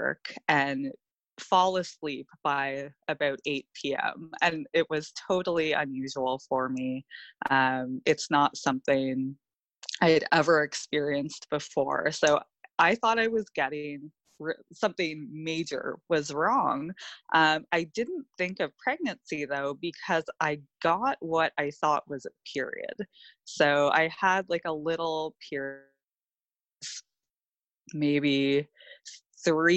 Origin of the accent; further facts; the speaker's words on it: Ontario, Canada; also born or lived in Australia; We're both from Ontario, Canada